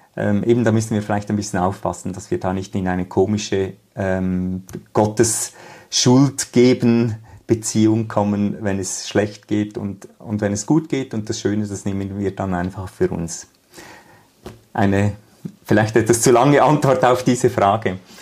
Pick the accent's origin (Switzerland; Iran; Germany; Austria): Switzerland; bei uns in der Schweiz